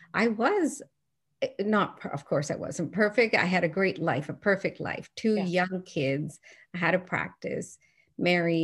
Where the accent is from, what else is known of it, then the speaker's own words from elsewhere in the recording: Newfoundland and Labrador, Canada; I grew up in Newfoundland, and I just love the way that I was brought up